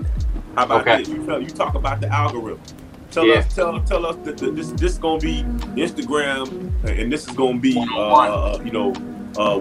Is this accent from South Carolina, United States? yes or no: no; Miami Gardens, Florida, United States; I'm from Carroll City, man. I'm from Carroll City